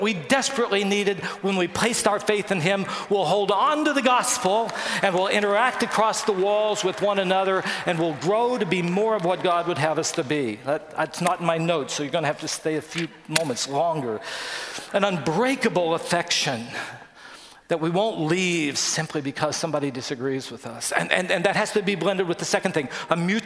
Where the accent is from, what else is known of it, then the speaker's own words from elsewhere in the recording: West Virginia, United States; we grew up in West Virginia